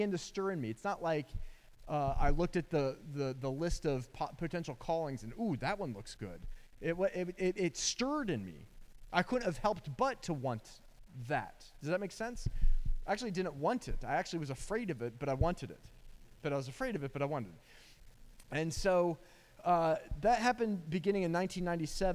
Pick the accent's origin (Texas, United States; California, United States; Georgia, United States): Georgia, United States; Atlanta; also born or lived in Dublin, Georgia; I'm from Atlanta, big city